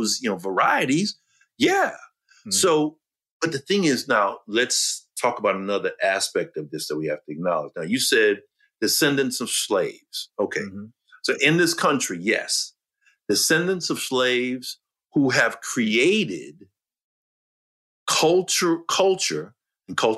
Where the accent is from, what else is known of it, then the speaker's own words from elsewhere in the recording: New York City, New York, United States; I'm a New Yorker. Mm-hmm. I was born in Brooklyn, New York. My family's from the South, but I was born there